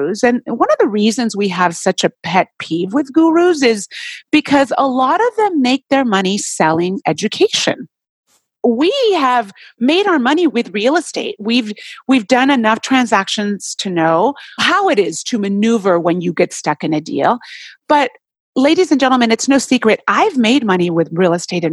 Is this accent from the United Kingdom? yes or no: no; Puerto Rico; now in Southern California, United States; I'm originally from Puerto Rico, island